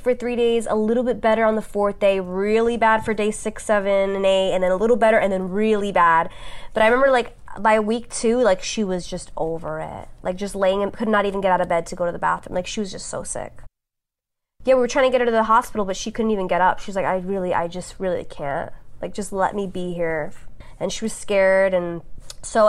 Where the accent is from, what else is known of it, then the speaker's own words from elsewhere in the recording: New York City, New York, United States; moved away as an adult; now in Los Angeles, United States; I grew up on Staten Island